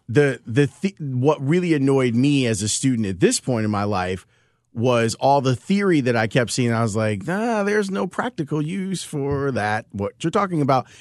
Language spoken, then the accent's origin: English; Chicago, Illinois, United States; also born or lived in Homewood, Illinois; We grew up in Roseland over 100, 111th and Halsted